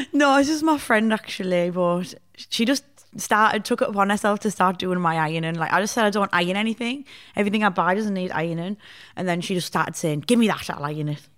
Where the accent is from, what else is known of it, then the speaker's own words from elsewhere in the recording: Hartlepool, North East England, United Kingdom; moved away as an adult; also born or lived in Sheffield; I'm from Hartlepool